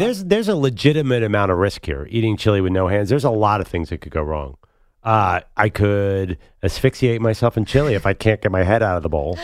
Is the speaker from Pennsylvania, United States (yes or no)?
yes; Pennsylvania, United States; I'm from Pennsylvania